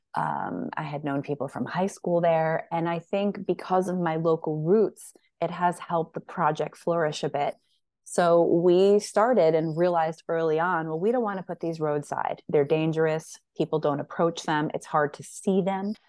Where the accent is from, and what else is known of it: Sullivan County Catskills, New York, United States; born or raised there; moved away as an adult; also born or lived in San Diego